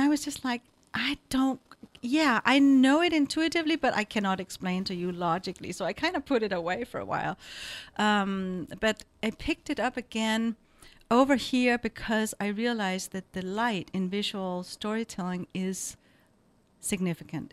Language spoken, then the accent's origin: English; Denmark; moved away as an adult; also born or lived in Nepal; now in San Francisco Bay Area, United States; I come from Denmark.